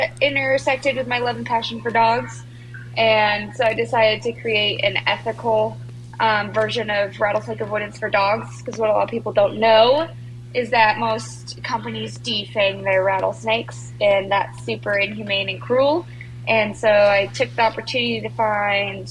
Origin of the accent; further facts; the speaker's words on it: Utah, United States; I grew up in Utah, as you know, in the same house as you.